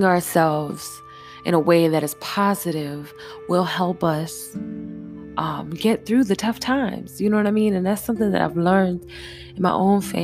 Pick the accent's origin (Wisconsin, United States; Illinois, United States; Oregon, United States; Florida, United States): Florida, United States; Jacksonville; also born or lived in Virginia; I'm from Duval County, so, you know what I'm saying, by way of Virginia. So I grew up having to be sharp with the tongue